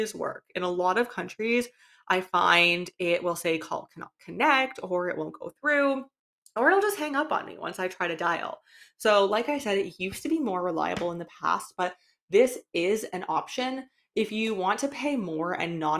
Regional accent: Canada; moved away; I am from Canada

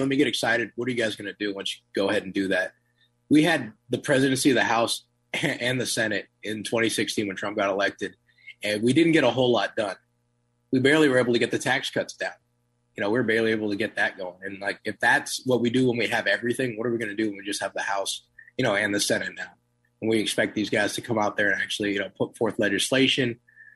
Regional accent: Turlock, California, United States; moved away as an adult; now in Miami, United States; I'm originally from Turlock, California, born and raised most of my whole life. And I currently reside in Miami, Florida.

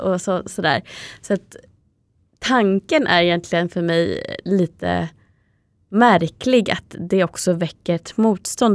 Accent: Täby, Stockholm County, Sweden; i Täby där vi växte upp, eller i alla fall större delen av livet

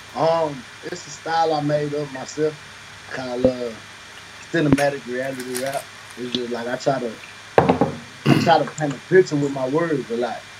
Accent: the South, United States; I'm from the South

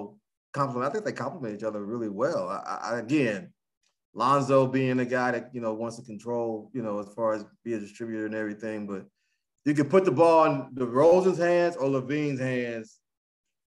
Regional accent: Huntington, West Virginia, United States; this is my hometown city. my hometown university

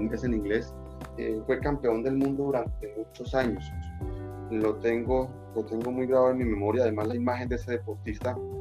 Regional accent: Barrancabermeja, Santander, Colombia; soy de Barranca Bermeja

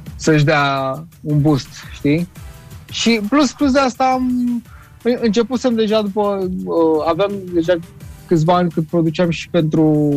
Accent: Romania; Sunt român

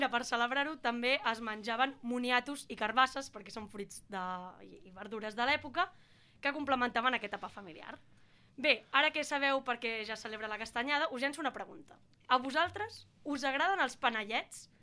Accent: Catalonia, Spain; Som millors, som catalans.

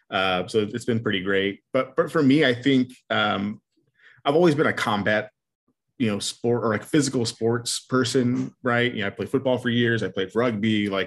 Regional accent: El Paso, Texas, United States; growing up in El Paso

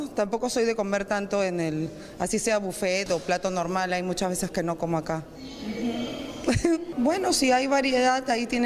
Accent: Huancavelica, Peru; peor de dónde eres me dijo yo agarré le dije soy de Huancavelica ah no Huancavelica son terroristas

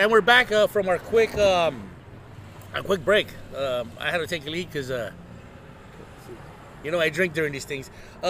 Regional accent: Ensenada, Baja California, Mexico; born there; I was born in Ensenada too.

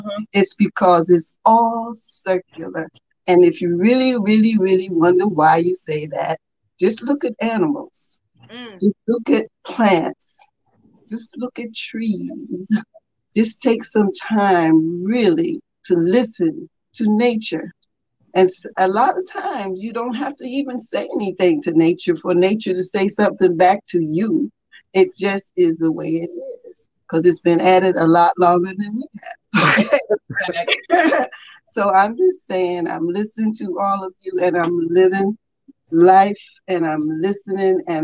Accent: United States; also born or lived in Boston; I'm over here from America

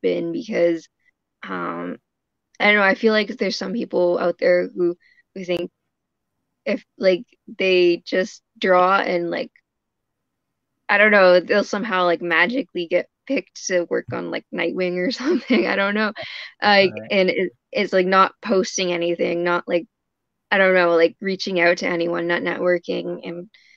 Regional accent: Canada; I'm a Canadian comic illustrator.

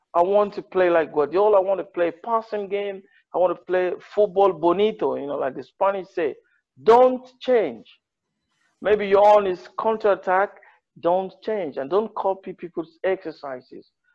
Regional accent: Ondo, Nigeria; also born or lived in Spain / England; I'm from Ondo State.

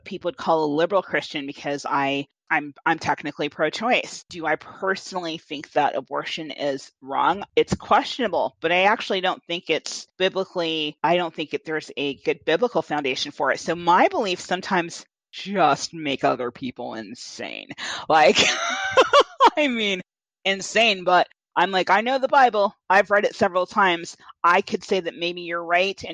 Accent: Southwest Iowa, United States; we're coming from Southwest Iowa

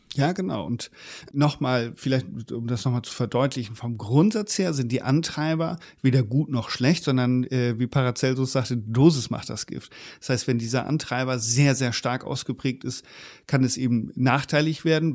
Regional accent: Germany; bei uns in Deutschland, also zumindest in der Generation, wo ich aufgewachsen bin

